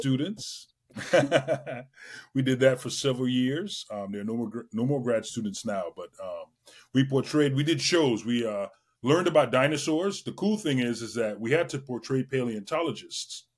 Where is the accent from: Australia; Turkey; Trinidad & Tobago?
Trinidad & Tobago; moved away; I grew up in Trinidad and Tobago. I was born in the West Indies